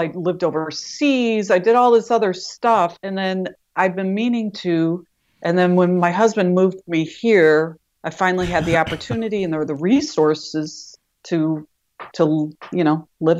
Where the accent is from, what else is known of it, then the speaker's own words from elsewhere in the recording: Wisconsin, United States; accent: Wisconsin; now in Medford, United States; I just can't get rid of my Wisconsin accent.